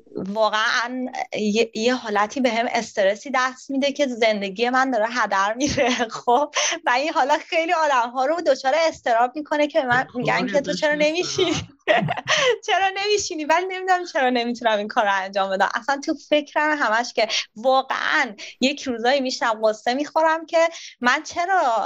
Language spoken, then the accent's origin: Persian; Tehran, Tehran Province, Iran; moved away as an adult; also born or lived in Sydney, Australia; now in Australia; من از تهران میام